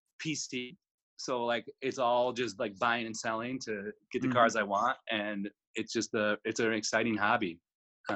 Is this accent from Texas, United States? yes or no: no; Chicago, Illinois, United States; now in Milwaukee, United States; my family is from Illinois, and I was born in Chicago